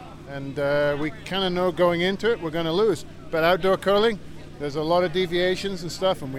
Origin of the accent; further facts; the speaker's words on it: Scotland, United Kingdom; I'm from Scotland.